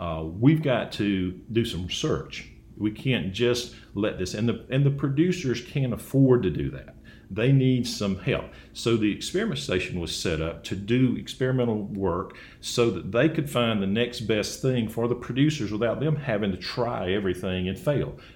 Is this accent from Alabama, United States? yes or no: yes; Dothan, Alabama, United States; I grew up in Dothan